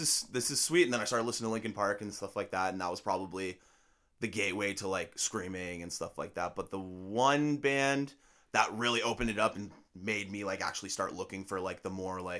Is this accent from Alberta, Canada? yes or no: no; Georgetown, Ontario, Canada; I grew up in Georgetown. That's where I'm originally